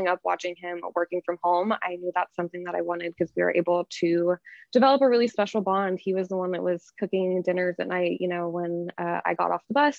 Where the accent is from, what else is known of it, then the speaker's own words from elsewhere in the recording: Georgetown, Texas, United States; also born or lived in Austin, Texas; I grew up in Georgetown, which is about 30 minutes from Austin